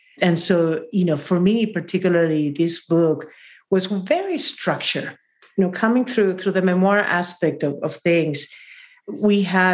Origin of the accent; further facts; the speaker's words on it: Peru; now in San Francisco, United States; from Peru